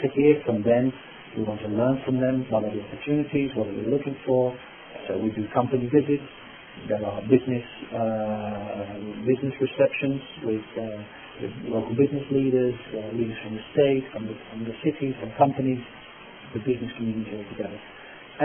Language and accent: English; Netherlands; accent: British; English is a second language; moved away as an adult; now in Chicago, United States; I'm from the Netherlands